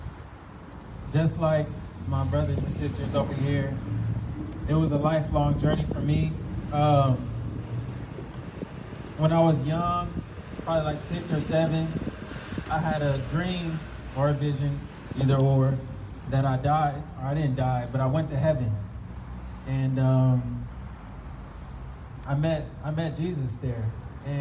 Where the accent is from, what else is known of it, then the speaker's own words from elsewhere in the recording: Florida, United States; I grew up in Florida for a lot of my life